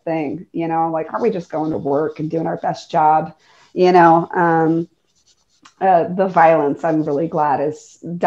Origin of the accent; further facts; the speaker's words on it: the East, East Coast, United States; moved away; I'm from the East